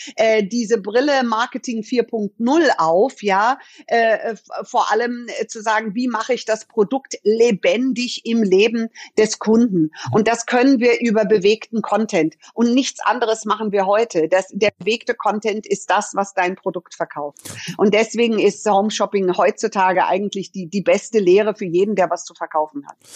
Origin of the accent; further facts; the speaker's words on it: Munich, Bavaria, Germany; Ich bin in München geboren und bin hier aufgewachsen